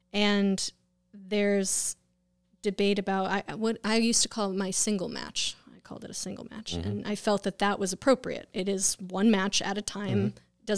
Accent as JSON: {"language": "English", "town": "West Hartford", "region": "Connecticut", "country": "United States", "lives_now": "Groton, United States", "said": "West Hartford and Bloomfield."}